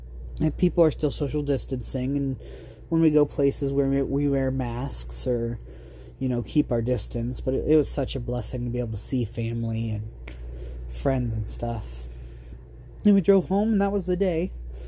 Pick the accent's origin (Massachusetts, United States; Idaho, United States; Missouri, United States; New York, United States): Idaho, United States; Buhl; also born or lived in Ontario / Vail; I was born in Ontario and was in Vail for a little while, but I spent, 3 or 4 years in Buell, Idaho. I don't remember much of it, but it was home.